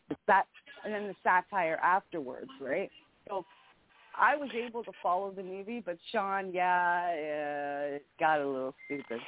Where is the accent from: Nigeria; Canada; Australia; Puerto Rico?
Canada; I'm a Canadian